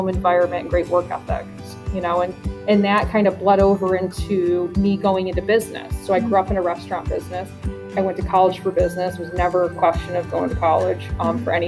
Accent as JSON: {"language": "English", "town": "Glens Falls", "region": "New York", "country": "United States", "tie": "born or raised there", "lives_now": "Queensbury, United States", "said": "I grew up in Glens Falls, who was notoriously a Democratic city"}